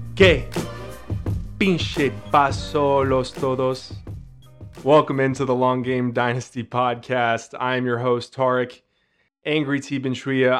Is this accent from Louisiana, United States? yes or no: no; Texas, United States; we're all from Texas, so we kinda know a little bit of Spanish by osmosis